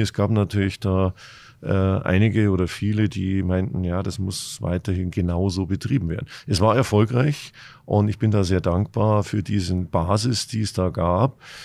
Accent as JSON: {"language": "German", "town": "Munich", "region": "Bavaria", "country": "Germany", "moved": "yes", "lives_now": "Hamburg, Germany", "said": "als Münchner"}